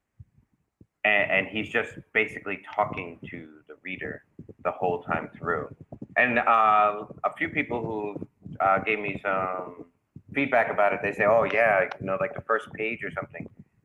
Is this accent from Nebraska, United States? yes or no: no; New York, United States; me growing up in New York